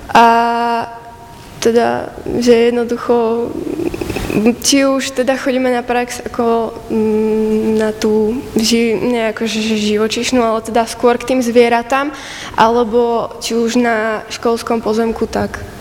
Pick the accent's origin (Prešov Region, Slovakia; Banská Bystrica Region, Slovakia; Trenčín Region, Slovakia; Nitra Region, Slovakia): Trenčín Region, Slovakia; Podlužany; Pochádzam z Podlužian, teda konkrétne okres Banovce nad Bebravou.